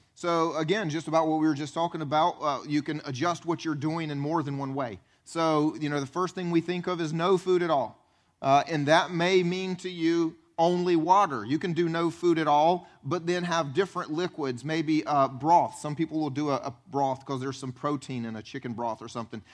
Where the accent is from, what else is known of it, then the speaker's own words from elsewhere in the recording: the Bible Belt, United States; I grew up actually here in the Bible Belt.